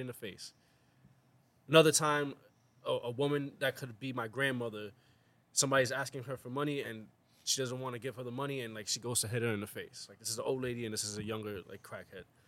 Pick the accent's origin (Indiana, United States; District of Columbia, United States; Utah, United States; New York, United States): New York, United States; New York City; I am from the South Bronx